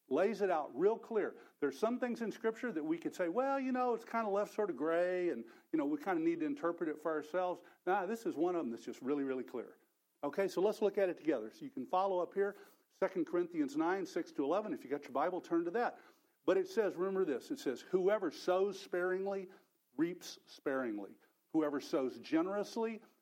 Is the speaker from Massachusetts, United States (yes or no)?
no; Texas, United States; I'm from Texas, so my native language is Texan, which is quite different.